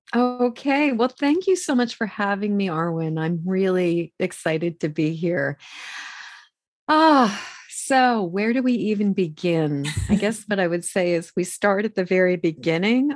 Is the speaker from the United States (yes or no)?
yes; Massachusetts, United States; I grew up in Massachusetts